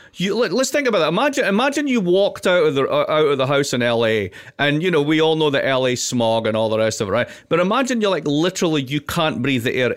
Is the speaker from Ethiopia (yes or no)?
no; Scotland, United Kingdom; I'm also Scottish.